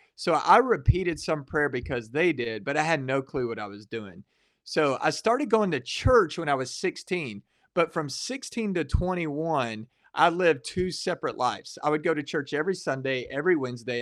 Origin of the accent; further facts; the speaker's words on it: Waco, Texas, United States; I grew up in the Waco area